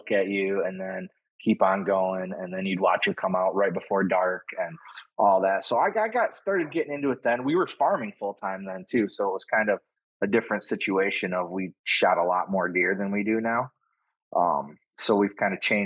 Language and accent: English; Suttons Bay, Michigan, United States; also born or lived in Lansing, Michigan / Traverse City, Michigan; Sutton's Bay, just north of Traverse